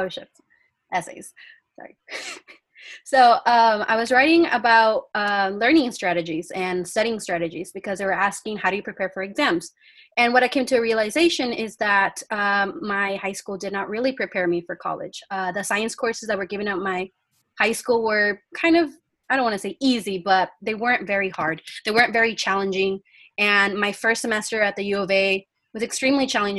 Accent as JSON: {"language": "English", "town": "Yuma", "region": "Arizona", "country": "United States", "tie": "born or raised there", "first_language": "Spanish", "second_language": "English", "said": "I am from Yuma, Arizona. I graduated from COFA High"}